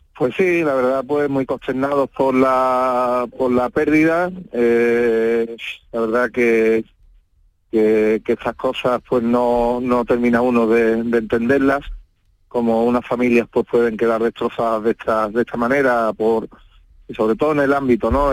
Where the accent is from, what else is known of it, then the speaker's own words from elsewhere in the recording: Utrera, Andalusia, Spain; yo soy de Utrega concretamente